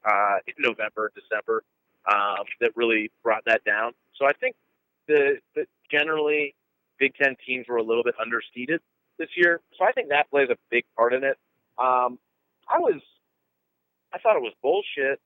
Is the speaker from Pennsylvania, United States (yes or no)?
yes; Pennsylvania, United States; now in Midwest, United States; I'm originally from Pennsylvania myself